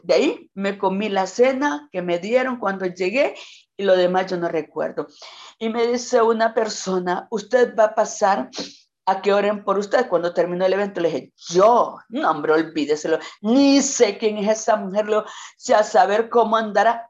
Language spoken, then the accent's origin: Spanish; Quimistán, Santa Bárbara, Honduras; no soy nativa de Quimistán, no soy nacida en Quimistán, pero mis padres me trajeron de tres años acá a este pueblo. Me encanta, me siento quimisteca